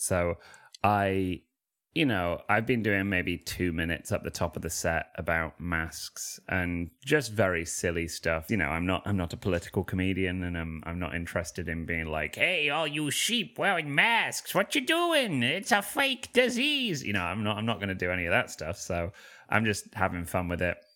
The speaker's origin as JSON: {"language": "English", "town": "Manchester", "region": "North West England", "country": "United Kingdom", "said": "I'm from Manchester"}